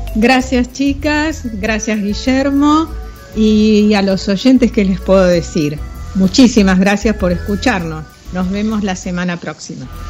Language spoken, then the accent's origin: Spanish; Paraguay; Soy de Paraguay. Les envío un fuerte abrazo desde aquí, nuestra hermosa tierra guaraní